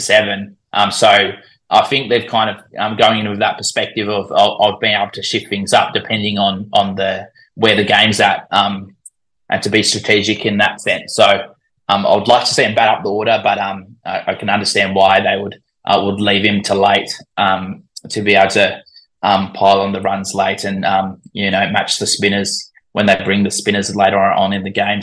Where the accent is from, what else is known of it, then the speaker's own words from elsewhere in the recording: Australia; accent: Australian; I was born in Australia, but I'm I'm predominantly Dutch